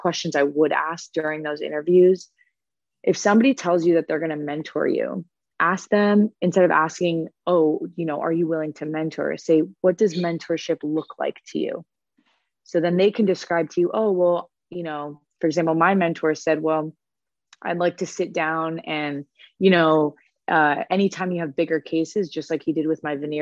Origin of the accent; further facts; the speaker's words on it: Florida, United States; moved away as an adult; also born or lived in Boston; now in Cincinnati, United States; I'm originally from Florida